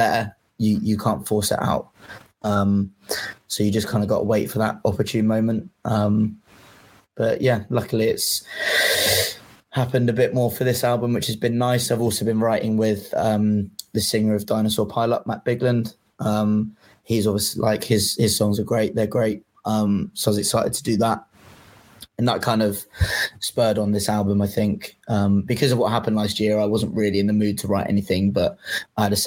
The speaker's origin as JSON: {"language": "English", "region": "England", "country": "United Kingdom", "said": "I'm English"}